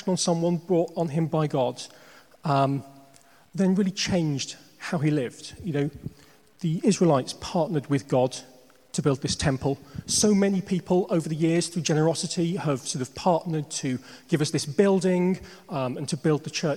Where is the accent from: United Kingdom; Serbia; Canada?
United Kingdom; Northamptonshire, East Midlands; moved away as an adult; now in London, United Kingdom; I grew up in Northamptonshire in the Midlands.